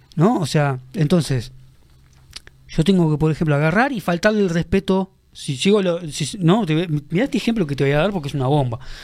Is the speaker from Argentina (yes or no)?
no; Uruguay; sos de Uruguay